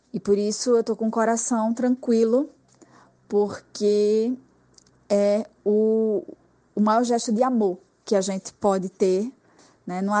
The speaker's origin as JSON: {"language": "Portuguese", "town": "Recife", "region": "Pernambuco", "country": "Brazil", "moved": "as an adult", "lives_now": "Lisbon, Portugal", "said": "Sou do Recife, mas moro em Lisboa há pouco mais de um ano."}